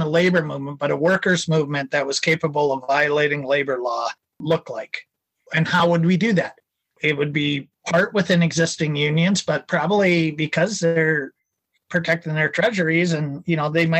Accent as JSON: {"language": "English", "region": "Minnesota", "country": "United States", "said": "I'm from Minnesota"}